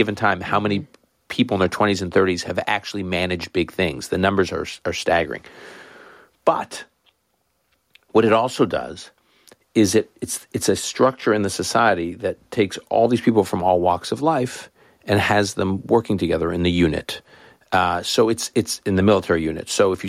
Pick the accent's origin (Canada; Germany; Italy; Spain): Canada; I grew up effectively in Canada, which is a smallish country, I guess now medium-sized country.